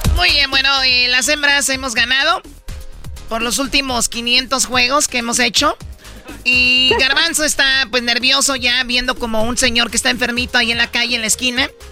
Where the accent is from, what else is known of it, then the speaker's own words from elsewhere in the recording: Jiquilpan, Michoacán, Mexico; mi pueblo, Jiquilpan, Michoacán